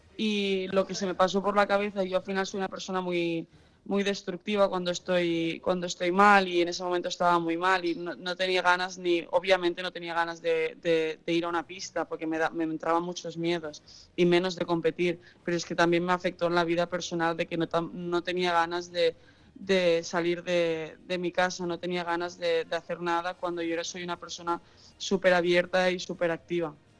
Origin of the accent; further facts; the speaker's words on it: Catalonia, Spain; also born or lived in United States; Yo nací en Estados Unidos y, eh, cuando tenía siete años mis padres decidieron eh, volver a España